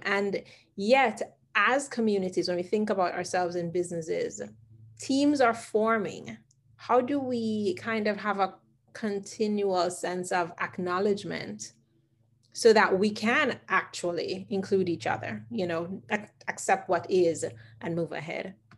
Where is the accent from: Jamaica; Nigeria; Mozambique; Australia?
Jamaica; I remember growing up as a Jamaican